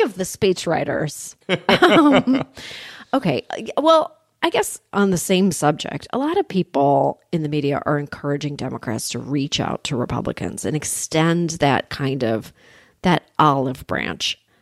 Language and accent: English; Canada; moved away as an adult; now in United States; I grew up in Canada